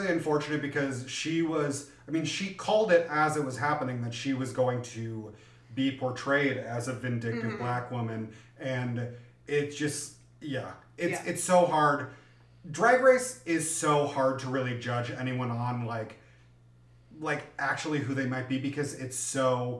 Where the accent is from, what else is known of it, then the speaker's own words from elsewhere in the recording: New Jersey, United States; I'm from New Jersey.